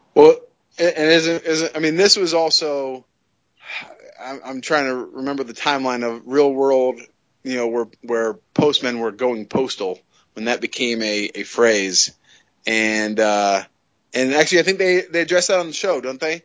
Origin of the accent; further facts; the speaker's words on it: California, United States; also born or lived in Long Island, New York; now in New Jersey, United States; growing up in, in, California